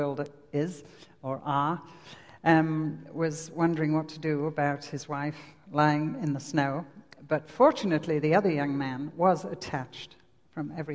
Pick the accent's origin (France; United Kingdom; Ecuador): United Kingdom; England; accent: English; moved away as an adult; also born or lived in Lake District; now in Wisconsin, United States; my accent, as you would say. Actually, this is English